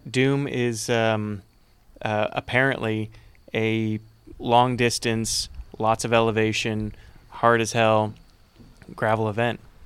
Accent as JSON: {"language": "English", "town": "Conroe", "region": "Texas", "country": "United States", "said": "I'm from Conroe."}